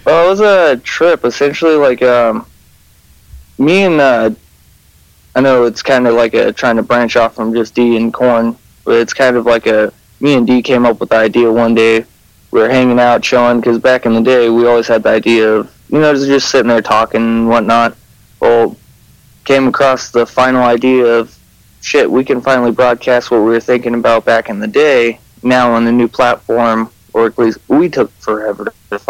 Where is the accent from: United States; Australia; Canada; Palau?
United States; California; I'm actually from the same shitty town that we talk about, him in California